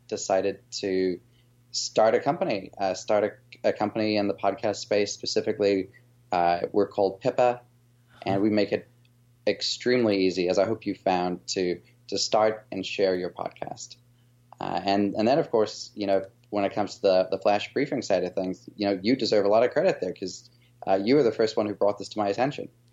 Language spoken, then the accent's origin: English; South Africa; moved away as an adult; now in United States; after coming from South Africa. That's my, my background and my, my accent a little bit